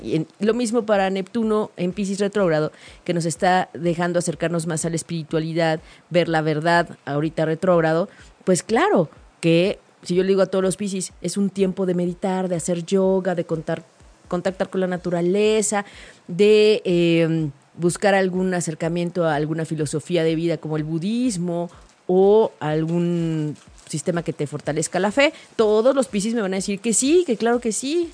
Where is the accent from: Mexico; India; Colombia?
Mexico; como mexicanos